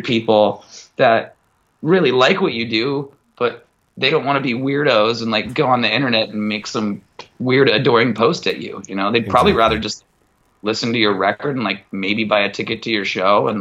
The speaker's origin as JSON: {"language": "English", "town": "Mukilteo", "region": "Washington", "country": "United States", "said": "from Muckle TL"}